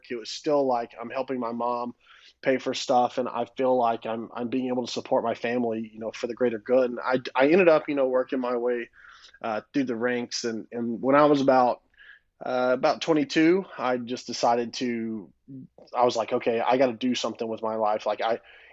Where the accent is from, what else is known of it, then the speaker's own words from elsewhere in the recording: Florence, Alabama, United States; moved away as an adult; also born or lived in Tuscaloosa, Alabama; now in Texas, United States; I'm from an area known as the Shoals in northwest Alabama, Florence specifically. Grew up there my whole life